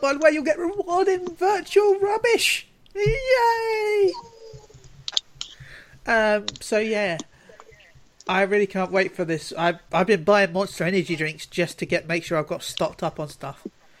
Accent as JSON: {"language": "English", "region": "London", "country": "United Kingdom", "tie": "born or raised there", "said": "I was born in London, so."}